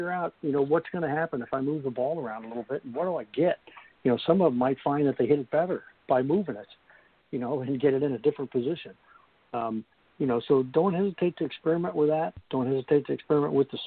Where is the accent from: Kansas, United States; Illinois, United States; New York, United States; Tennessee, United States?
Kansas, United States; I grew up in Kansas where, you know, if the wind ever stopped blowing, you'd fall down